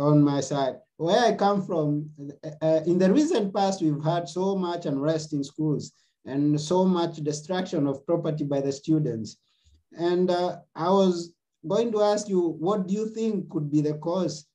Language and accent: English; Kenya; I come from Kenya